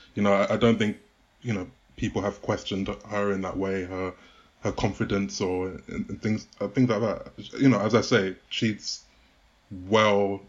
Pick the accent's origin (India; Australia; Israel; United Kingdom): United Kingdom; as a Brit